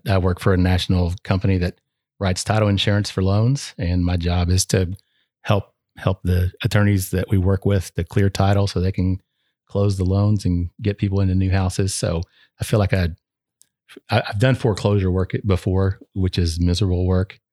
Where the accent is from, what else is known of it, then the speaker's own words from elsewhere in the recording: Flatwoods, Kentucky, United States; I was, uh, born and raised in Northeastern uh, in a little town called Flatwoods, which is outside of Ashland. Uh, so it's in northeastern Kentucky